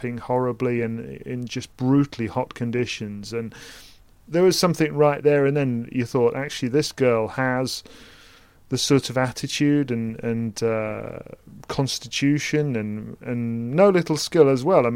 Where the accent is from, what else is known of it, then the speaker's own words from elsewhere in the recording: United Kingdom; a British person presenting a tennis podcast